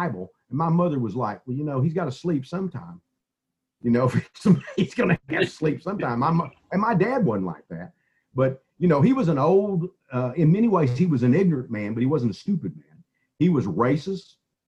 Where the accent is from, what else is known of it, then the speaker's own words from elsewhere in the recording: East Texas, United States; I grew up in East Texas and I grew up in the 50s and 60s